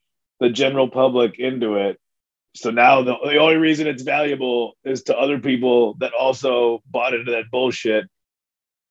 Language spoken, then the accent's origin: English; Addison, Illinois, United States; my hometown of Addison, Illinois